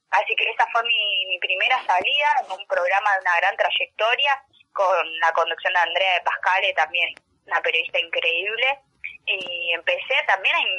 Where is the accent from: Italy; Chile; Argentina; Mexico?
Argentina; lo que significa para nosotros como argentinos